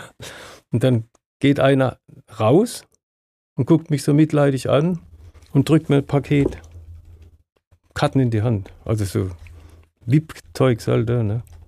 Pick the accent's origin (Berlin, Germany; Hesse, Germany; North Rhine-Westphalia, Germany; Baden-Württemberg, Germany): Baden-Württemberg, Germany; Östringen; in dem Ort, wo ich geboren bin, in Östringen oder immer noch lebe